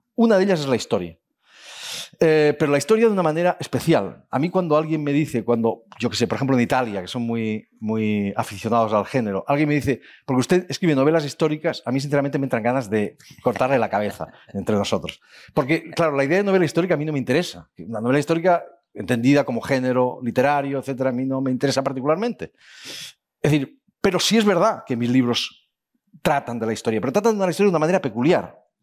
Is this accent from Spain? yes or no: yes; Spain; los españoles